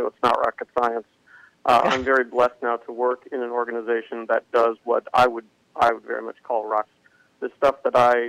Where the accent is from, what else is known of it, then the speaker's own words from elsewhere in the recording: Peoria, Illinois, United States; I was born in Peoria, Illinois, which is kind of central Illinois, Midwest